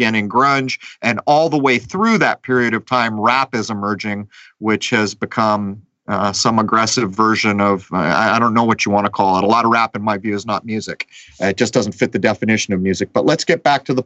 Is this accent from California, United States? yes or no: yes; San Diego, California, United States; my hometown of San Diego